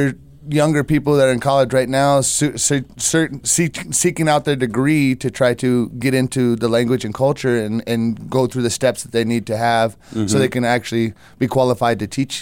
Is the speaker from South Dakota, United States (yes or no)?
yes; Rapid City, South Dakota, United States; also born or lived in New York; Yeah, I was born and raised here in Rapid City. I'm an enrolled member of the Cheyenne River Lakota tribe. And I lived here almost my whole life. Moved around a little bit when I was younger years, was in New York, and then came back here